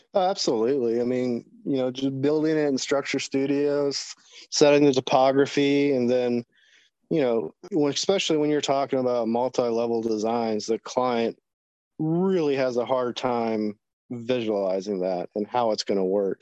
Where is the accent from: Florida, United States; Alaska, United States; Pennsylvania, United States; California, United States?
Florida, United States; Jacksonville; now in Virginia, United States; I'm originally from Florida, born in Jacksonville, Florida.